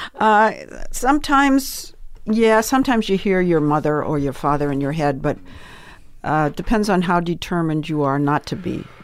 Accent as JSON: {"language": "English", "town": "Swampscott", "region": "Massachusetts", "country": "United States", "also_born_or_lived": "New York", "moved": "as an adult", "said": "I came from Swampscott, Massachusetts"}